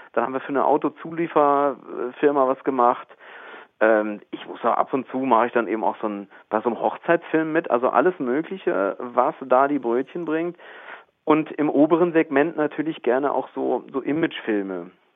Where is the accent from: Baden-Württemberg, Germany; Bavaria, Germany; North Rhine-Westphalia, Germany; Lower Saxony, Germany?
North Rhine-Westphalia, Germany; Arnsberg; accent: Sauerland; now in Wiesbaden, Germany; ich falle jetzt in so einen sauerländischen Akzent rein